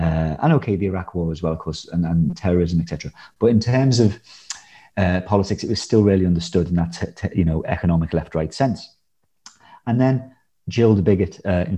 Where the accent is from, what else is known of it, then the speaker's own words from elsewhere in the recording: Liverpool, North West England, United Kingdom; when I was like sort of a teenager growing up in Liverpool